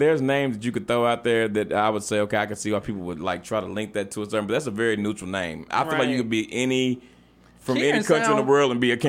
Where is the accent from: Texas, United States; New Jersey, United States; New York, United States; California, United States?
Texas, United States; Dallas; I came from Dallas.